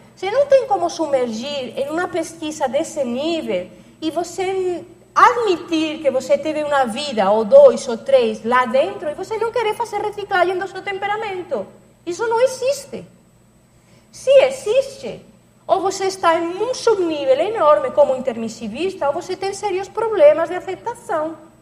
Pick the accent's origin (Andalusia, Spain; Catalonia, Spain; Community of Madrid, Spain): Catalonia, Spain; Barcelona; Portuguese is a second language; moved away as an adult; now in Foz do Iguaçu, Brazil; comecei em Barcelona, que é a minha, a minha terra, onde eu nasci, na Catalunha, na Espanha